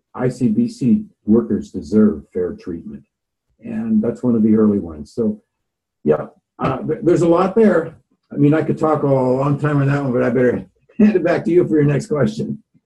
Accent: Nanaimo, British Columbia, Canada; moved away as an adult; now in Vancouver, Canada; I grew up in the Nanaimo, BC, and I left there about uh, 1974 to go to Bible school

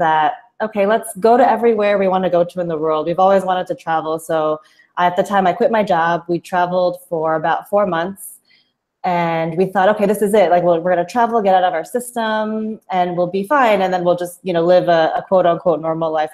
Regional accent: New Jersey, United States; moved away as an adult; now in Kuala Lumpur, Malaysia; I am originally from the great state of New Jersey in the United States. I'm Filipino American. My parents immigrated from the Philippines in the 70s. And so I was born in New Jersey, have lived there my entire life

